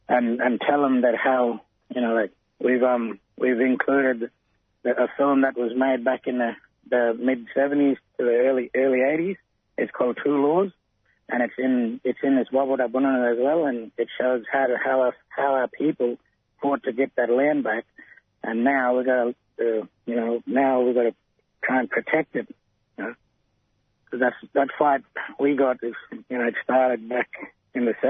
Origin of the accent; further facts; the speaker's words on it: Borroloola, Northern Territory, Australia; I'm from Borroloola, the Gulf of Carpentaria region in Northern Territory